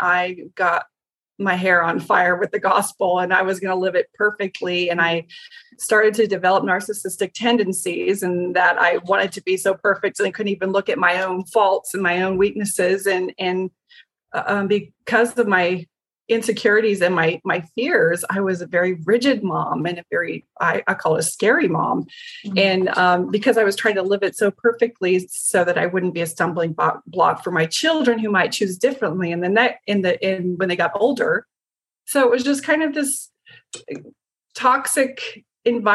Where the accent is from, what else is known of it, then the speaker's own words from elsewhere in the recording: Show Low, Arizona, United States; I was raised in the White Mountains in Sholo, Arizona